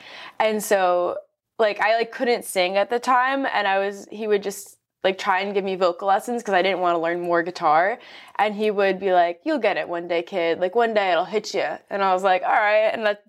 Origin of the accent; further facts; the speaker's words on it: Nassau County, Long Island, New York, United States; So I'm from Long Island and I grew up like in Nassau County, so like right on the corner of Queens. So I was very close to the city always.